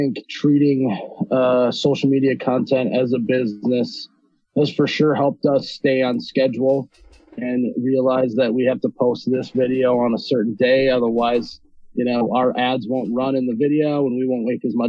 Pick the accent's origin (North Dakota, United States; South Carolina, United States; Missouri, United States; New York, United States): North Dakota, United States; Fargo; I'm from Fargo. I'm born and raised in Fargo, North Dakota